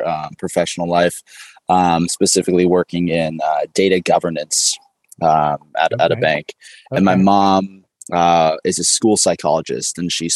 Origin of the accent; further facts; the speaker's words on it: San Ramon, California, United States; I'm originally from the Bay Area. So I'm a local Warriors fan from San Ramon, California